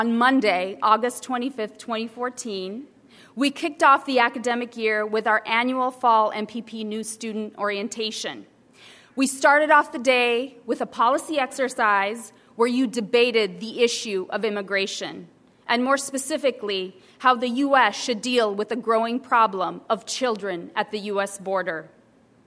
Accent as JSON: {"language": "English", "area": "Salinas Valley", "region": "California", "country": "United States", "tie": "born or raised there", "also_born_or_lived": "Mexico", "said": "Growing up in the California Salinas Valley, we faced extreme poverty and lived in a migrant camp throughout the formative years of my life"}